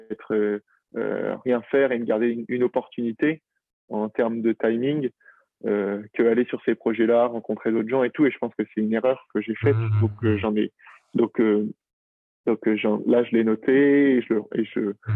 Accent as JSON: {"language": "French", "region": "Brittany", "country": "France", "said": "je m'y suis retrouvé à un moment en, rentrant chez moi en Bretagne"}